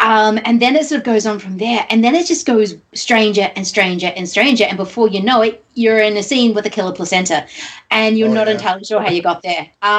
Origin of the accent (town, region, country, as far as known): Australia; born or raised there